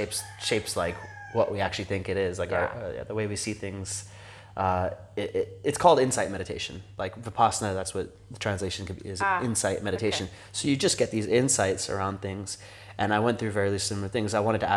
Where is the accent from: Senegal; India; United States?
India; I'm Indian. I can say that.